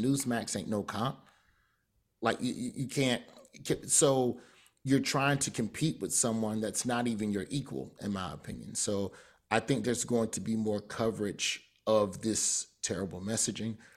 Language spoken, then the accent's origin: English; Birmingham, Alabama, United States; I'm from Birmingham.